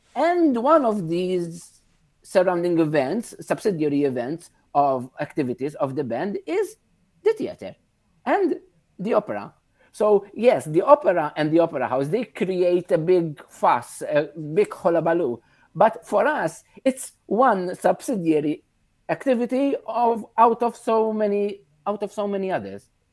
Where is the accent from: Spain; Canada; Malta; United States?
Malta; Victoria, Gozo; here in Victoria, in my hometown